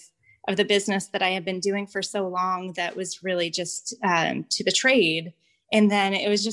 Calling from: Ocean View, New Jersey, United States; I'm recording from Ocean View, New Jersey.

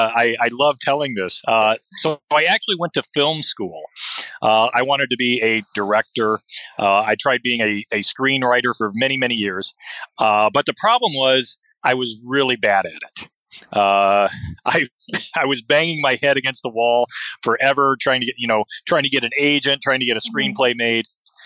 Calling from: Seattle, Washington, United States; I'm talking from Seattle, Washington, and it is a typical June cloudy day.

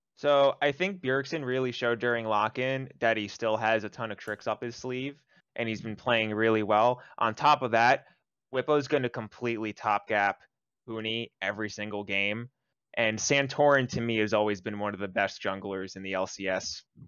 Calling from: Jersey City, New Jersey, United States; also born or lived in Los Angeles; I'm calling from Jersey City, New Jersey

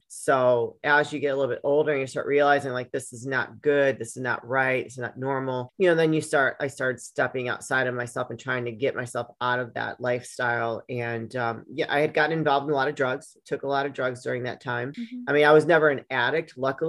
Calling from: Chicago, Illinois, United States; Alejandra, I am out of the Chicagoland area in Illinois.

